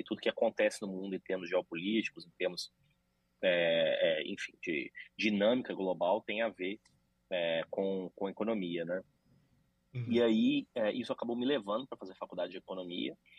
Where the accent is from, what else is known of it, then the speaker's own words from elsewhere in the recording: Belo Horizonte, Minas Gerais, Brazil; moved away as an adult; now in Canada; sou mineiro de Belo Horizonte